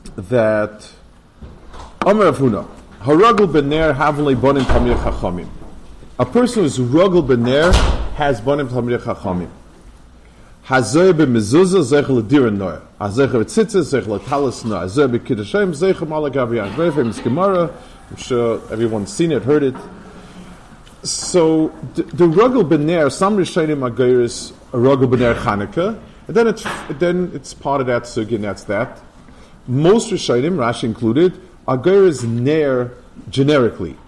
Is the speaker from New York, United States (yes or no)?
yes; New York City, New York, United States; also born or lived in Lakewood, New Jersey; I grew up in Lower East Side